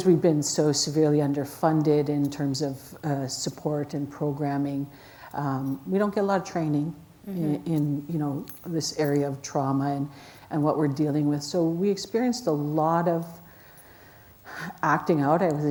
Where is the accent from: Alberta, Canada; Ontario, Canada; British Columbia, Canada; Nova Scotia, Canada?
Alberta, Canada; Alexander First Nation; I grew up in the Alexander First Nation